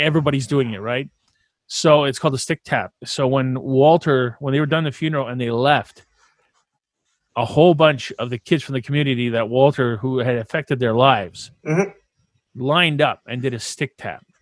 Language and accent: English; Canada; we're French, uh, we're French Canadian